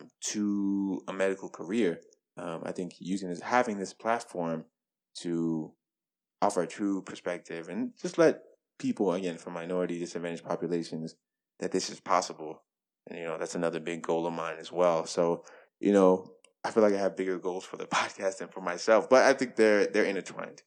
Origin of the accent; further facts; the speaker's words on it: Bolivar, Tennessee, United States; moved away as an adult; only medical doctor that comes from Bolivar, Tennessee